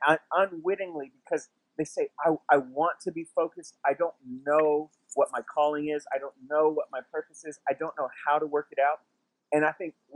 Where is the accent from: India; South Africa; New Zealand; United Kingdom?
New Zealand; Masterton, Wellington; also born or lived in Tucson, Arizona, United States; we moved across the world from Tucson, Arizona to Masterton, New Zealand, and it happened pretty quickly